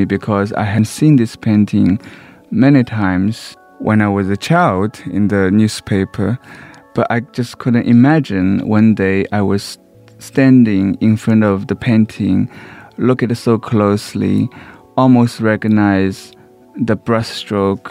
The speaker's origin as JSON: {"language": "English", "region": "Shanghai", "country": "China", "tie": "born or raised there", "moved": "yes", "said": "Because I was raised in Shanghai, in a slum"}